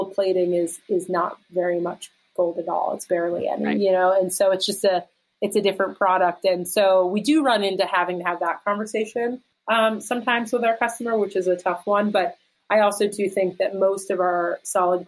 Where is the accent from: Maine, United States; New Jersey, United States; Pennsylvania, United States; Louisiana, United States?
Pennsylvania, United States; outside of Philadelphia; moved away as an adult; also born or lived in New York City; now in Pittsburgh, United States; I grew up outside of Philadelphia and lived in Philly and New York City